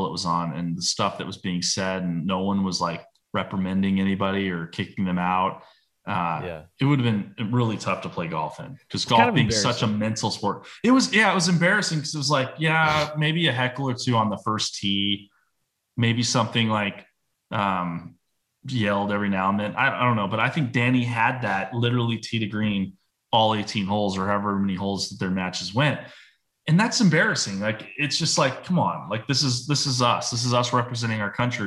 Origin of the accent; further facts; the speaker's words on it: United States; being American